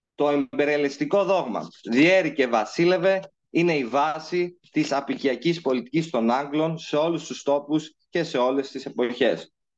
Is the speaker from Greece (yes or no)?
no; Cyprus; μεγάλωσα στην Κύπρο, γεννήθηκα στην Κύπρο, είμαι Κύπριος στην καταγωγή